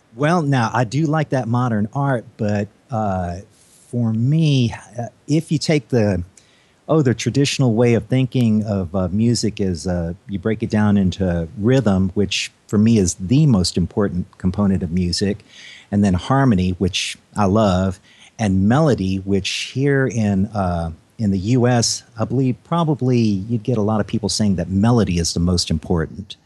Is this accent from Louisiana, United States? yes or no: yes; Baton Rouge, Louisiana, United States; also born or lived in Houston, Texas; I was uh, born in Houston, but uh, we ended up moving to uh, Baton Rouge, Louisiana, and that's where I got my first taste of piano lessons from.